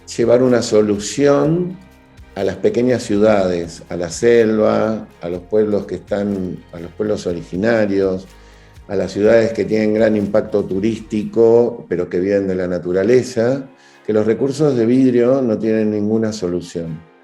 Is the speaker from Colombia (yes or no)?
no; Buenos Aires, Argentina; soy originario de Argentina, de Buenos Aires